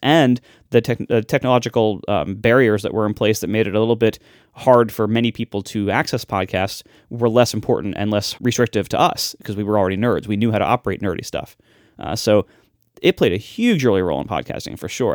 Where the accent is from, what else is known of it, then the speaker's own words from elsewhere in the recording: Ohio, United States; I'm just from Ohio